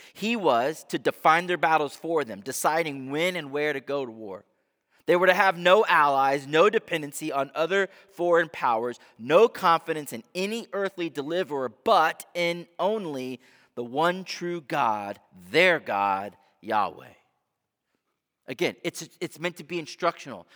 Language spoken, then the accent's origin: English; United States